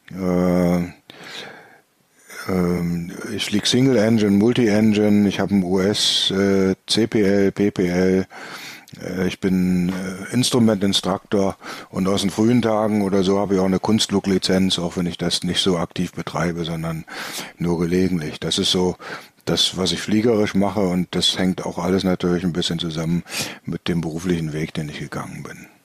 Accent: Bremen, Germany; born there; now in Mörfelden-Walldorf, Germany; Ähm, ich bin 1957 geboren in Bremen. Da seht ihr schon, ich habe schon ein paar Jährchen auf dem Buckel.

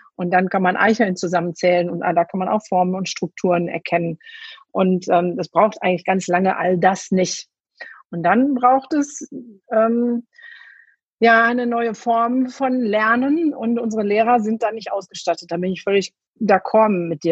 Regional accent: Ruhr area, North Rhine-Westphalia, Germany; Ich komme aus dem Pott

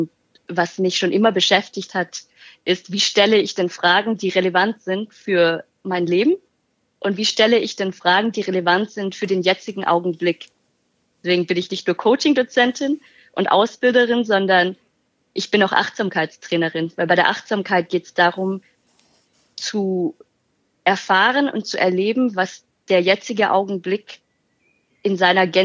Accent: Germany; born there; 31 Jahre alt, gebürtige Deutsche

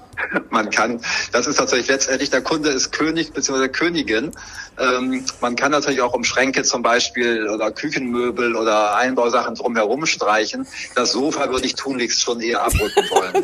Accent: Bremen, Germany; gebürtig in Bremen, in vierter Generation

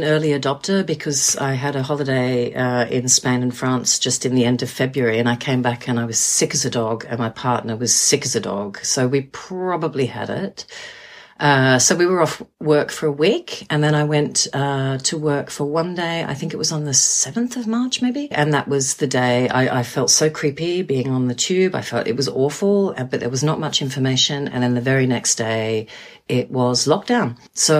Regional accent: Australia; also born or lived in New Zealand; now in London, United Kingdom; I am an Australian and Kiwi living in London.

